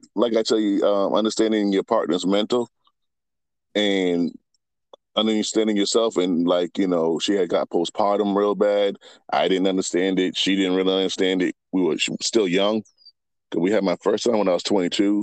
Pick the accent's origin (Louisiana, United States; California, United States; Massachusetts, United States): Massachusetts, United States; Boston; also born or lived in Virginia; I moved back from Virginia to Boston